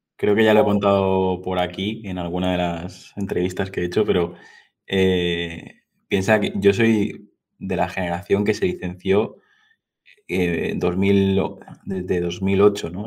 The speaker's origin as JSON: {"language": "Spanish", "area": "Mallorca", "region": "Balearic Islands", "country": "Spain", "said": "yo soy de Mallorca"}